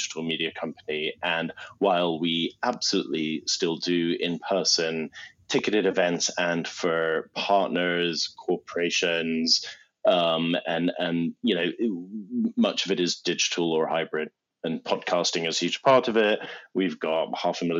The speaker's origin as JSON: {"language": "English", "country": "United Kingdom", "also_born_or_lived": "Long Island, United States / Middle East", "said": "I'm British"}